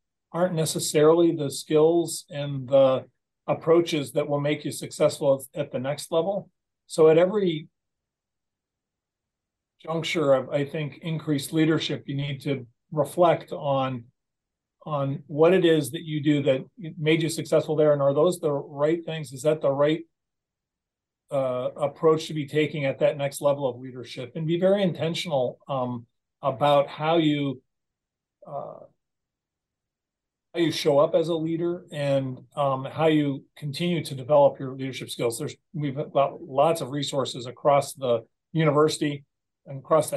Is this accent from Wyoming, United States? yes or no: no; Nebraska, United States; now in Michigan, United States; I grew up in Nebraska, nowhere near the ocean.